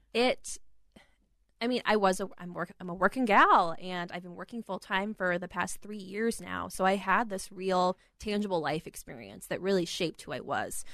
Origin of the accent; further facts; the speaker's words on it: Rapid City, South Dakota, United States; moved away as an adult; also born or lived in Aberdeen, South Dakota; now in Minneapolis, United States; I was born in Aberdeen, South Dakota, grew up in Rapid City.